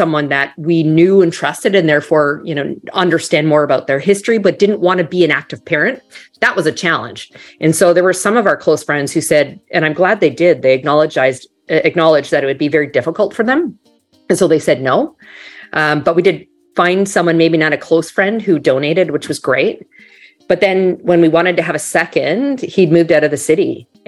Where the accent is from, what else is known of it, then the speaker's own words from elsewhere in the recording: Canada; moved away as an adult; also born or lived in Toronto / New York; now in Miami, United States; So you might hear a tiny bit of an accent. I'm actually originally from Canada.